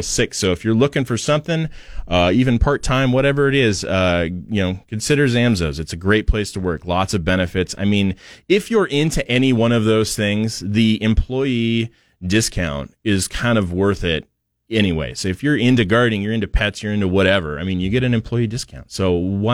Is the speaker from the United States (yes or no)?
yes; Portland, Oregon, United States; now in Boise, United States; I'm from Portland, and it was quite a bit different